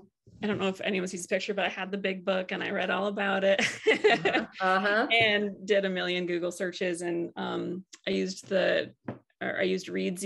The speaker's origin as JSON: {"language": "English", "region": "Michigan", "country": "United States", "tie": "born or raised there", "also_born_or_lived": "Tennessee", "moved": "as an adult", "said": "so I grew up in Michigan singing and really obsessed with country music"}